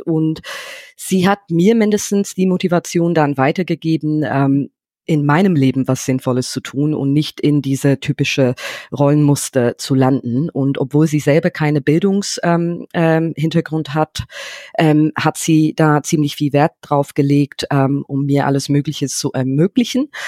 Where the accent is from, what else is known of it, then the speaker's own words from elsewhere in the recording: London, United Kingdom; German is a second language; moved away as an adult; now in Germany; ich bin in London aufgewachsen